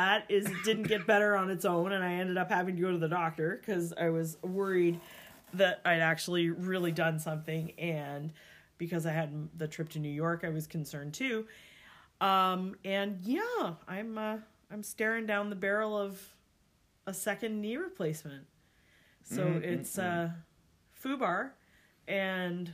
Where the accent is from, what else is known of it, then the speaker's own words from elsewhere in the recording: Mississauga, Ontario, Canada; my hometown of Mississauga, Ontario, Canada